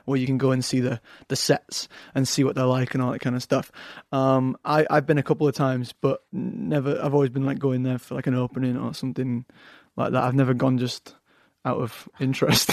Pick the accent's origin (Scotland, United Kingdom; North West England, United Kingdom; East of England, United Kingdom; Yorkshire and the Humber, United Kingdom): Yorkshire and the Humber, United Kingdom; Leeds; accent: Yorkshire; also born or lived in London; now in Los Angeles, United States; I've got a Yorkshire accent, Leeds, uh, up in the north